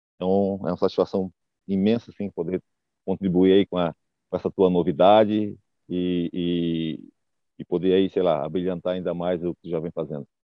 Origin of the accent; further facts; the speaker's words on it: Florianópolis, Santa Catarina, Brazil; moved away as an adult; now in United States; Eu sou de Floripa, nasci em Floripa